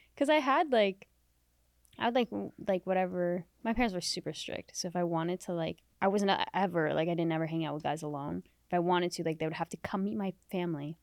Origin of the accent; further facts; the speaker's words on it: Canada; also born or lived in Middle East; now in Los Angeles, United States; I wasn't born in Canada. I was born in the Middle East